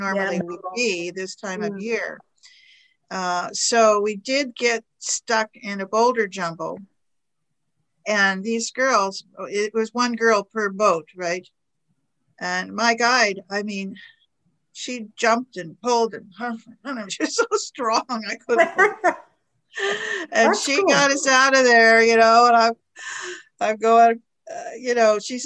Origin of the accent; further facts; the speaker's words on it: Alaska, United States; I am from Alaska